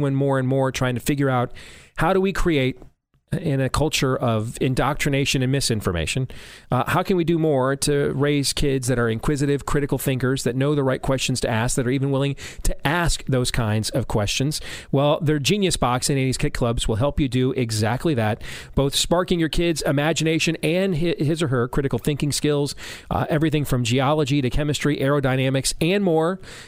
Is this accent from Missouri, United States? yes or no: yes; Missouri, United States; playing in my home state of Missouri